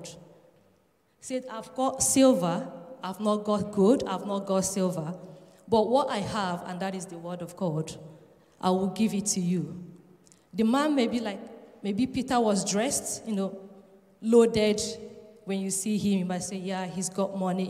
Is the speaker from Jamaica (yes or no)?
no; Nigeria; also born or lived in Edinburgh, Scotland; now in Leeds, United Kingdom; I'm from Nigeria, and I've been residing in Edinburgh